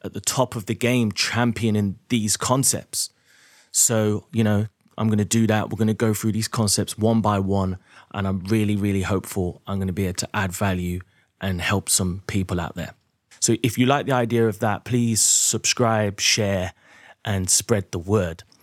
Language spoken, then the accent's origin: English; Derby, East Midlands, United Kingdom; moved away as an adult; also born or lived in London; I was born in Derby in the Midlands